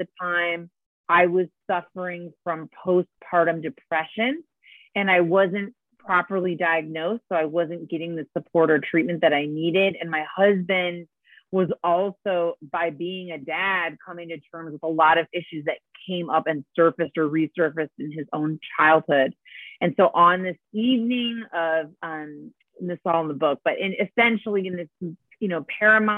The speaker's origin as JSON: {"language": "English", "town": "Detroit", "region": "Michigan", "country": "United States", "also_born_or_lived": "Spain / Chicago / New York City / San Francisco", "moved": "yes", "lives_now": "Santa Barbara area, United States", "said": "I'm originally from Detroit, Michigan"}